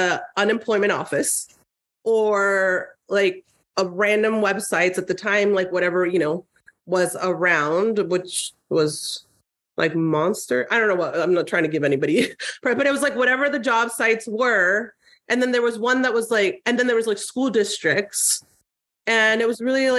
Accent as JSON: {"language": "English", "town": "Tijuana", "region": "Baja California", "country": "Mexico", "tie": "born or raised there", "also_born_or_lived": "San Diego, California, United States", "moved": "yes", "said": "I grew up in Tijuana and then San Diego."}